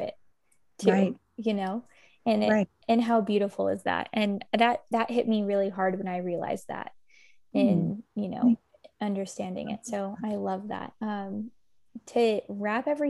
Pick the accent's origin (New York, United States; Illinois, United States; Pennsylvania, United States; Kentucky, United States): Kentucky, United States; moved away as an adult; also born or lived in San Francisco; I'm from Kentucky